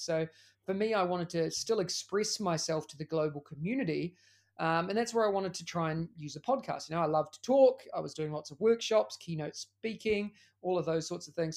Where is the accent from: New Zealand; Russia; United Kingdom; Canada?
New Zealand; moved away as an adult; now in Singapore; As you can tell by the accent, I'm also from New Zealand